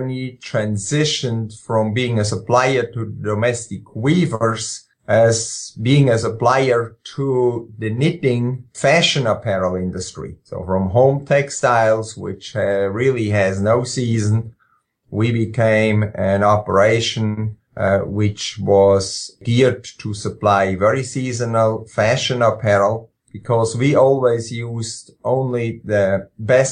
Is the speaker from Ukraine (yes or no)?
no; Switzerland; moved away as an adult; now in Jefferson, Georgia, United States; I grew up in Switzerland, spent the first part of my life there. Actually, did all my school education in Switzerland